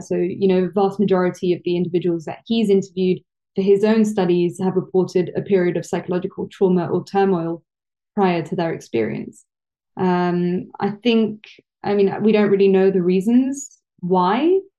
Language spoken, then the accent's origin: English; London, United Kingdom; I'm half Italian, half French, uh, born and raised in London, so I'm a Londoner